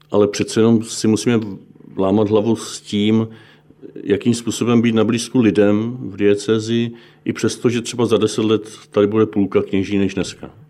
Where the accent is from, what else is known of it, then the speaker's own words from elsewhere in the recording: Bohemia, Czechia; protože u nás v Čechách i v, na tom západě je katolická církev velmi často nebo až na nějaké výjimky nejpočetnější